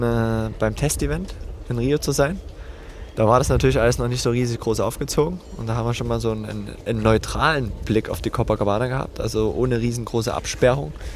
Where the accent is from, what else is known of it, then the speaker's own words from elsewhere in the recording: Döbeln, Saxony, Germany; now in Leipzig, Germany; in meiner Heimat in Döbeln